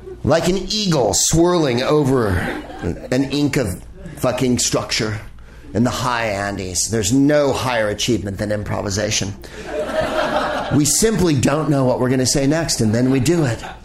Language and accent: English; San Francisco, California, United States; a congresswoman from my district that I lived in when I lived in San Francisco